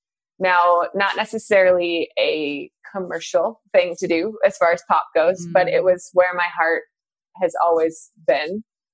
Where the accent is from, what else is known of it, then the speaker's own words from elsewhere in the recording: Waconia, Minnesota, United States; And I did a hometown release show in my hometown of Waconia, Minnesota, back in June.